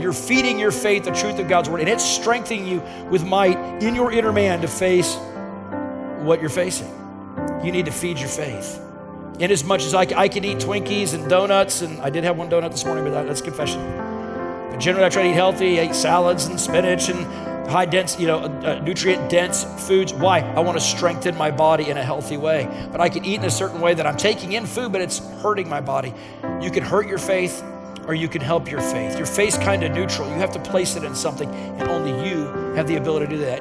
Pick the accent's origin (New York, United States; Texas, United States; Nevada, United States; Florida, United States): Texas, United States; Dallas; i was from Dallas, where uh, you drive every 10 feet, there would be another medical facility